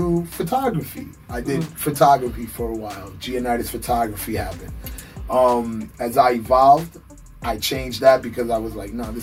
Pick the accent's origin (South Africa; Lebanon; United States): United States; New York City, New York; moved away as an adult; also born or lived in Florida; now in Miami, United States; born and raised in the Bronx, Kingsbridge